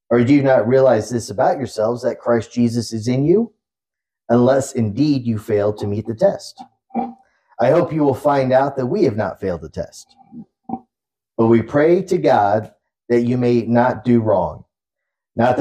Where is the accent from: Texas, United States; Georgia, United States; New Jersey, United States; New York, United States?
Texas, United States; Dallas; accent: Southern; I'm from Dallas